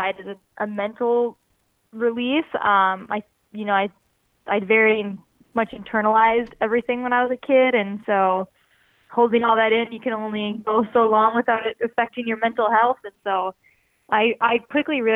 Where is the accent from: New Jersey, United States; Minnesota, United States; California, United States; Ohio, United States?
Minnesota, United States; moved away as an adult; now in Portland, United States; I'm from Minnesota and I lived there my whole life until I moved to Portland.